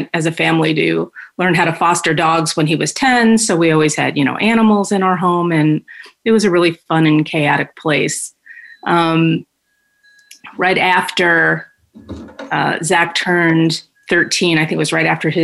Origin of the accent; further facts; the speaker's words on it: New York, United States; moved away as an adult; now in Phoenix, United States; I'm originally from New York and born and raised there. I moved to the Valley when I was 30